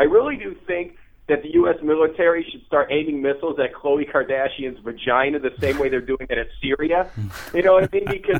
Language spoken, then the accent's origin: English; Toledo, Ohio, United States; I'm actually from Toledo, Ohio, which is, like, maybe a few hours away from Cleveland.